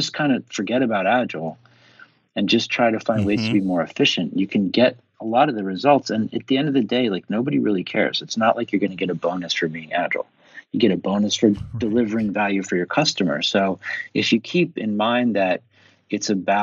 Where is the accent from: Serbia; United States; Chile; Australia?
United States; Philadelphia, Pennsylvania; an Irish Catholic from Philadelphia